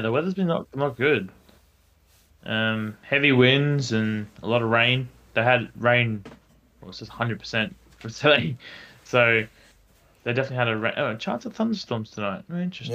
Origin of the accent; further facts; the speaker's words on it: Adelaide, South Australia, Australia; we're from Adelaide